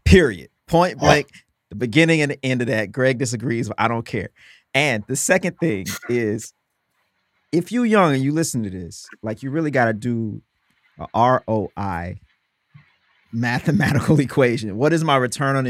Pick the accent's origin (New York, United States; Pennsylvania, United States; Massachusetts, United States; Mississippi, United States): Mississippi, United States; I'm from Mississippi. I'm country as hell, bro.